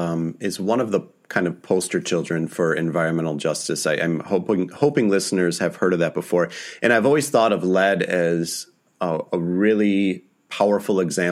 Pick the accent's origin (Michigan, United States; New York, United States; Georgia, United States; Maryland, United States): Michigan, United States; I'm from Michigan, and my parents are now just north of Flint.